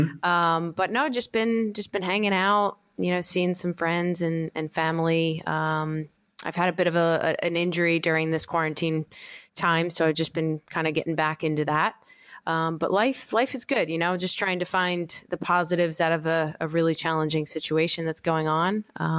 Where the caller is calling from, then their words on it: Medford, New Jersey, United States; I am currently in Medford, New Jersey.